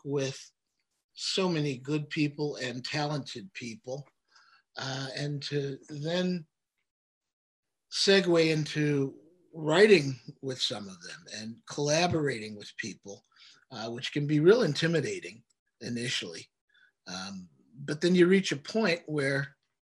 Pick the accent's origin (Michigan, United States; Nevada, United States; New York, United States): Michigan, United States; Oak Park; Marcy and I are from the same town. We're from Oak Park, Michigan.